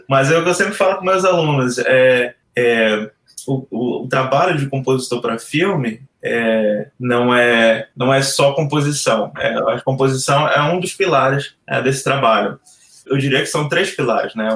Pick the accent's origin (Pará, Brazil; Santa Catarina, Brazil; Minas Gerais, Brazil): Pará, Brazil; Belém; moved away as an adult; eu sou de Belém